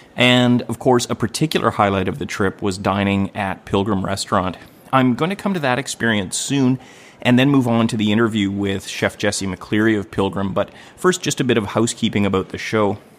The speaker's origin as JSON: {"language": "English", "town": "Gibsons", "region": "British Columbia", "country": "Canada", "tie": "born or raised there", "said": "I was married right here where I'm recording in my hometown of Gibson's, British Columbia"}